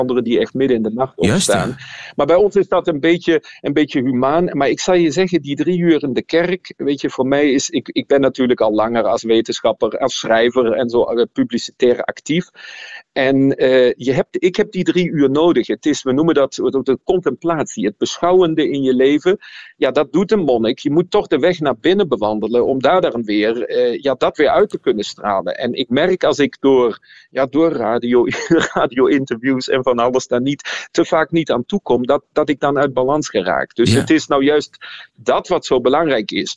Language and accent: Dutch; Germany; moved away as an adult; also born or lived in Nijmegen, Netherlands; now in Leuven, Belgium; vanuit Duitsland, waar ik opgegroeid ben, ben ik in Nederland theologie gaan studeren